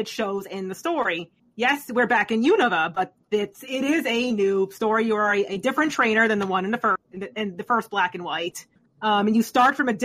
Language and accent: English; New York, United States; it's my home state